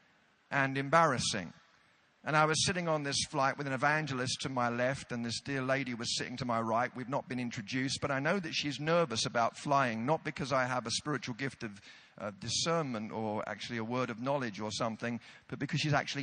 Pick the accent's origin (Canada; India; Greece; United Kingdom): United Kingdom; we're British